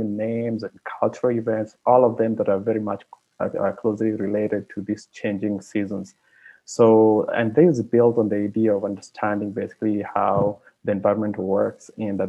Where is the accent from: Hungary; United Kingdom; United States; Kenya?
Kenya; now in Montreal, Canada; I come from Kenya.